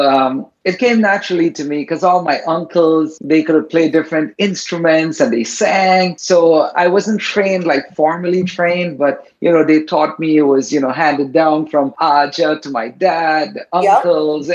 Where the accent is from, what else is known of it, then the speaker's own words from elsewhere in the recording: Guyana; My ancestors came from India, but I was born in the Caribbean